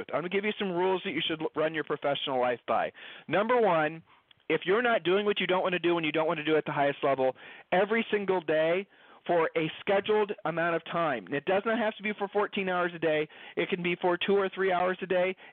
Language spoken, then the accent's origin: English; Ohio, United States; Julie and I moved. We, we're from Ohio. We've lived all over the country.